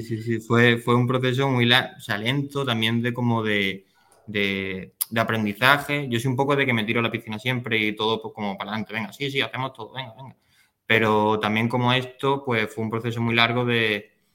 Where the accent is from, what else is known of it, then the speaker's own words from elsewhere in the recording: Málaga, Andalusia, Spain; also born or lived in Germany / Denmark; soy malagueño, he vivido en Málaga prácticamente toda mi vida